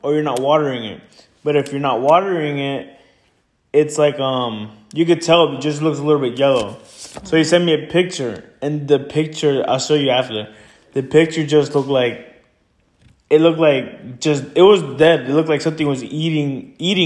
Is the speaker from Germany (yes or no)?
no; Stuart, Florida, United States; also born or lived in Santa Ana, California; my family and I moved from California when I was little. We moved to Florida. We went to Stewart, you know, the ghetto